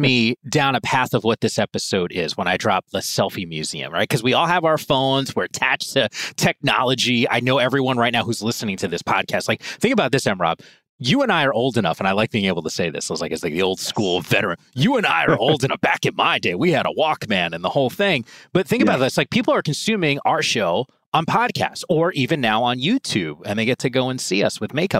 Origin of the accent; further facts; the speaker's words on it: New Jersey, United States; Now I'm from New Jersey, man. I know all about malls.